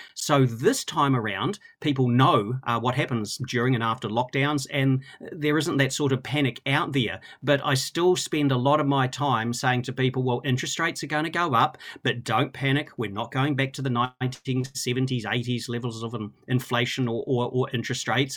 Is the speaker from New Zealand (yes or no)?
yes; Christchurch, Canterbury, New Zealand; I grew up in Christchurch